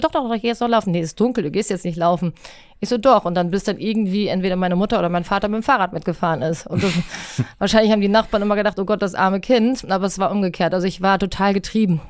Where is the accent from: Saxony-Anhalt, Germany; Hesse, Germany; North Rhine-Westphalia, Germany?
Hesse, Germany; Rüsselsheim; now in Hamburg, Germany; ich bin in Rüsselsheim groß geworden